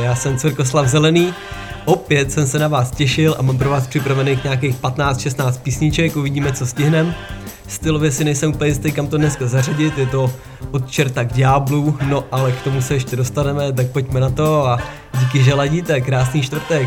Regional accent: Czechia; now in Denmark; u nás v Čechách

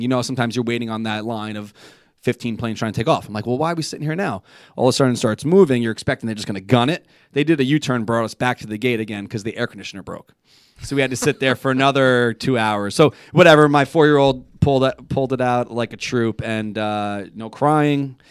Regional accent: New York, United States; I'm a New Yorker through and through. I love where I live

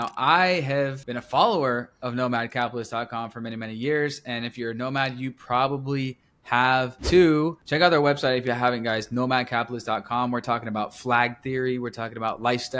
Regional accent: United States; I'm an American specifically

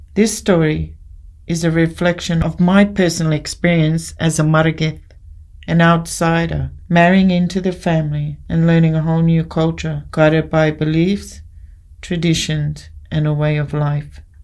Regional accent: Mount Isa, Queensland, Australia; moved away as an adult; also born or lived in Brisbane / Injinoo, Cape York; In my early years, I grew up in Brisbane and then moved to Mount Isa and spent my teens and young adult life there.

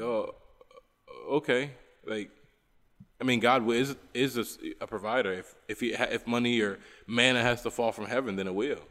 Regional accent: West Virginia, United States; now in Bolivia; I'm from West Virginia

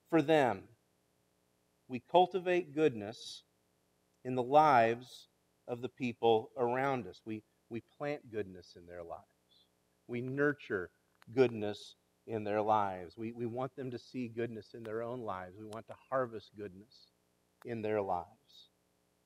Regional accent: Kansas, United States; growing up in Kansas

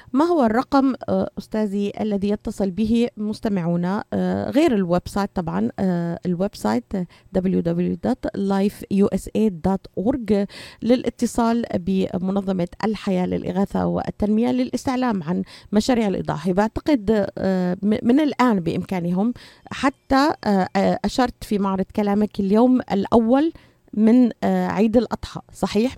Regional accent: Syria; moved away; من سوريا، بعرف من، من بلدي

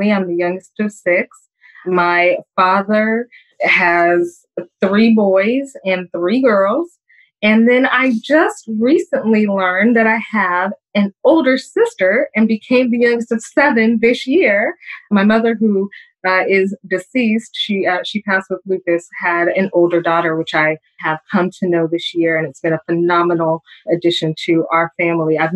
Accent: California, United States; also born or lived in Springfield, Illinois; I am from Southern California, but there's a technicality. I was born in Springfield, Illinois. I am a military child. My father was in the Air Force

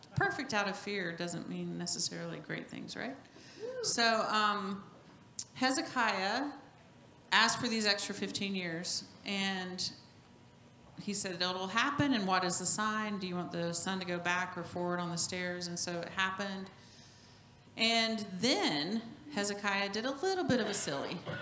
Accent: New Mexico, United States; moved away; also born or lived in Norway; I was born in New Mexico

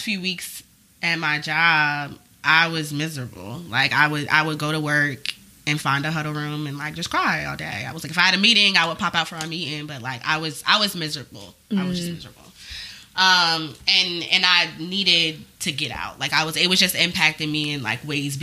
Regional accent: Hampton, Virginia, United States; moved away as an adult; also born or lived in Washington, D.C.; now in New York, United States; I'm from Virginia. I'm from Hampton

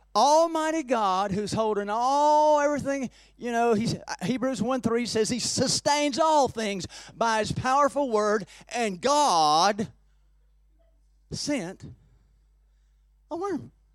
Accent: Peachtree City, Georgia, United States; by a lake in my hometown, in, in Peachtree City where I live now

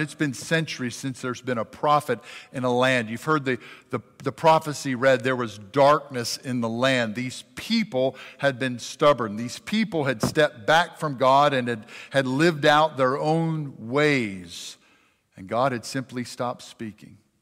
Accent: Jackson, Mississippi, United States; also born or lived in Richland, Mississippi; now in Madison, United States; I'm from South Jackson

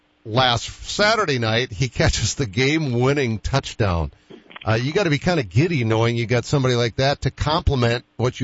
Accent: Boston, Massachusetts, United States; moved away; When I'm a Bostonian

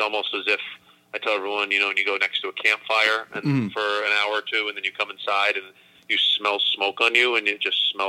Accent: Acton, Massachusetts, United States; moved away as an adult; also born or lived in Florida; I grew up in Acton, Massachusetts, so it's about 25 miles directly west of Boston

